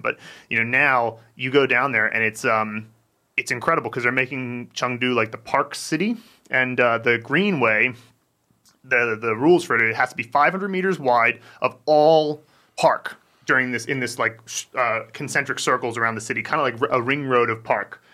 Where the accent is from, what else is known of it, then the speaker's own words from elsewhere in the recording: United States; moved away; I grew up in America